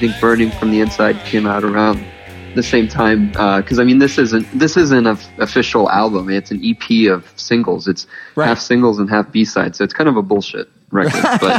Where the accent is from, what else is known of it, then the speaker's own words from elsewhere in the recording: Miami, Florida, United States; I came up here from Miami to go to college. I was going to FAU